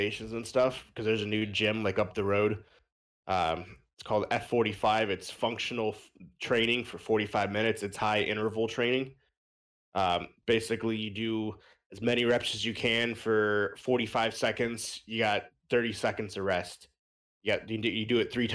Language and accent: English; United States; we're from America